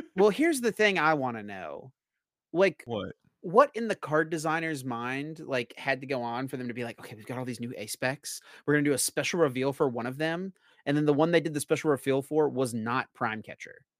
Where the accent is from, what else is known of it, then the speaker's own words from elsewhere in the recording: Asheboro, North Carolina, United States; North Carolina Zoo is excellent. Um, it's in my hometown as well